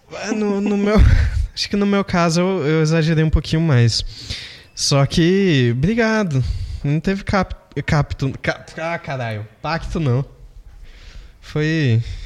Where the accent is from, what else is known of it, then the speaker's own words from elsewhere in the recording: Brazil; eu sou brasileiro